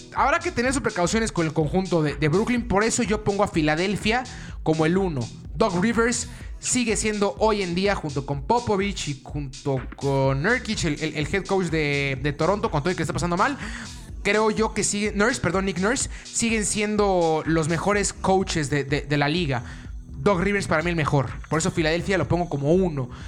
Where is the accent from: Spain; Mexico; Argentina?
Mexico